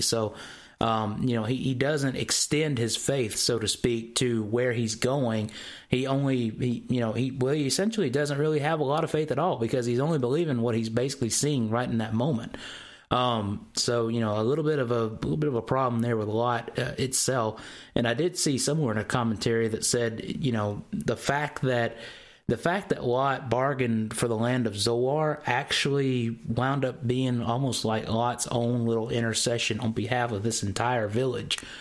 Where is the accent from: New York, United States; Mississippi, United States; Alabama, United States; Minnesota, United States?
Mississippi, United States; I'm from the South, okay? I'm from Mississippi, and a lot of our words here get kind of slung out the wrong way